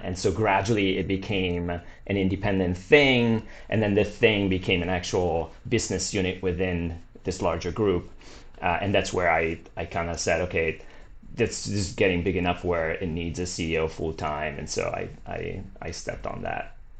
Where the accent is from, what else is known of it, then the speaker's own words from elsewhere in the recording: Milan, Lombardy, Italy; moved away as an adult; now in Santa Cruz, United States; I grew up in Italy. Was born in Milan, great city.